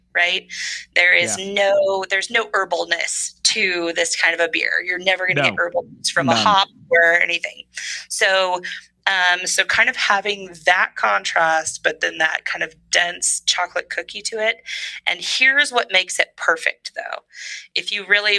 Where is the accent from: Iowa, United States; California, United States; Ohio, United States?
California, United States; Northern; moved away; I'm from Northern California